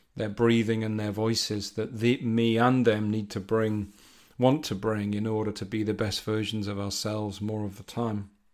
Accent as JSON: {"language": "English", "region": "North East England", "country": "United Kingdom", "moved": "yes", "lives_now": "Rugby, United Kingdom", "said": "I'm from the northeast of England, but I'm living in the Midlands"}